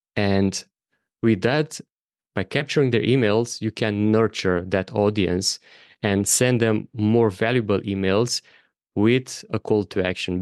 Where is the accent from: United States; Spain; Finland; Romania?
Romania; moved away as an adult; also born or lived in Bali / Thailand / Madeira, Portugal; my home country of Romania